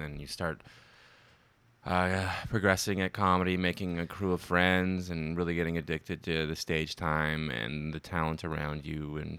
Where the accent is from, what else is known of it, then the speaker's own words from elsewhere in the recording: Ottawa, Ontario, Canada; I'm from Ottawa, you know, just a friendly Canadian boy